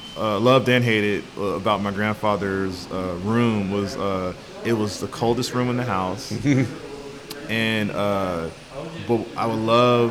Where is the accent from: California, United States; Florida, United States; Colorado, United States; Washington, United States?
California, United States; San Francisco; I grew up in San Francisco.